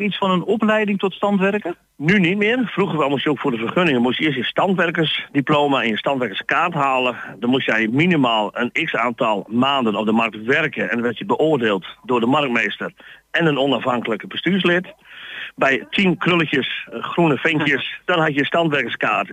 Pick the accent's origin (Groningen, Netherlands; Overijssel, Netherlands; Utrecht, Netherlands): Groningen, Netherlands; Stadskanaal; accent: Plat; ik kom uit Stadskanaal, Groningen